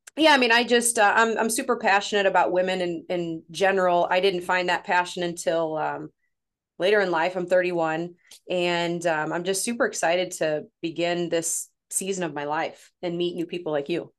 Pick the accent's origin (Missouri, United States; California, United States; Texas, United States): Missouri, United States; St. Louis area; accent: northern; I'm from Saint Louis, Missouri, about thirty-five-ish minutes from Saint Louis, lived here my whole life